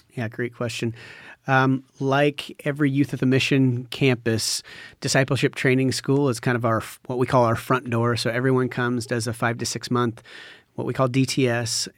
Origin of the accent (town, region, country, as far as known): Washington, United States; born or raised there; moved away as an adult; now in Cambodia